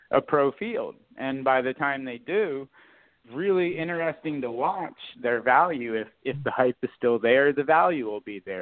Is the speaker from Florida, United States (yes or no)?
yes; Florida, United States; I grew up in South Florida